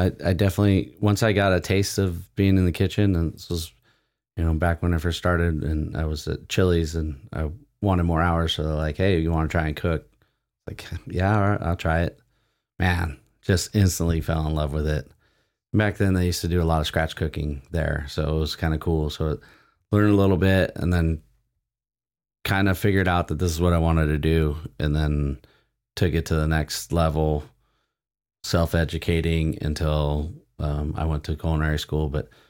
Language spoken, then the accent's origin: English; Oceanside, California, United States; also born or lived in Vista, California; I grew up in Oceanside and Vista, grew up in Fire Mountain till fifth grade, and then moved to Vista.